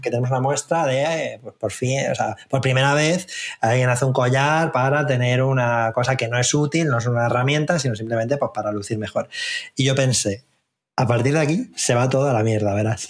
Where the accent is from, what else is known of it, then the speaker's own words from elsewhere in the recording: Albacete, Castilla-La Mancha, Spain; moved away; yo soy de Albacete